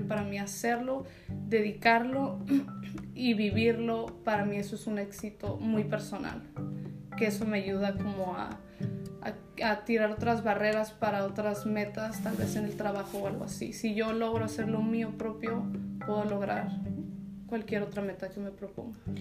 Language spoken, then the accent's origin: Spanish; Tijuana, Baja California, Mexico; now in Ensenada, Mexico; Nací en Tijuana, me crié ahí este, a los 18. Me fui a California a 7 años